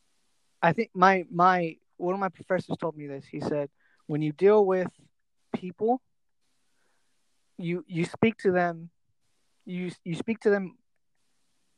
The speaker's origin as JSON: {"language": "English", "country": "United States", "tie": "born or raised there", "said": "I grew up here in America"}